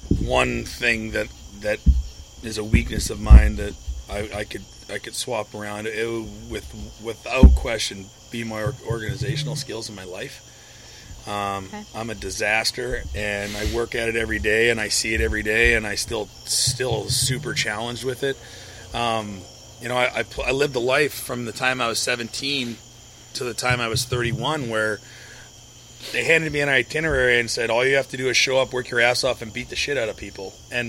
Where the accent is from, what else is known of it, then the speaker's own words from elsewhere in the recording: St. Louis, Missouri, United States; for those in St. Louis, or not typically outside of the St. Louis area in my hometown